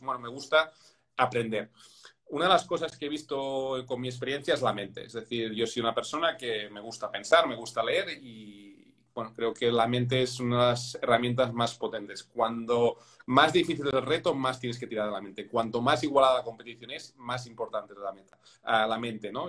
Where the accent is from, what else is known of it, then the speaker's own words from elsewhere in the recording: Spain; soy español